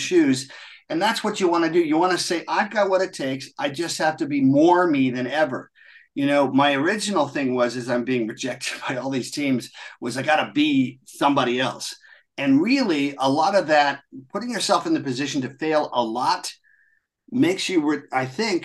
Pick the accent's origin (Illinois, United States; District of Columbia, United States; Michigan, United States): District of Columbia, United States; Washington; also born or lived in Munich, Germany / London, England; Washington Redskins, which is great for me because that's where I grew up. So it was against my hometown team